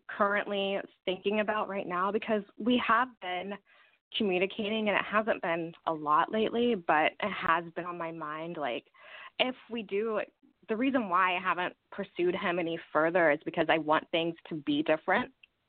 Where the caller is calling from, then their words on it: Kansas City, United States; I'm calling from Kansas City.